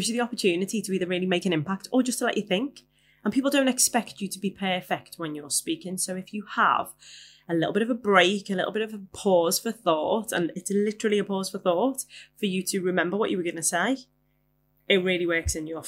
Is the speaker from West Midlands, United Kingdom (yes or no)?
no; Liverpool, North West England, United Kingdom; I am a Scouser, as I'm sure you have noticed. And where I come from, swearing is punctuation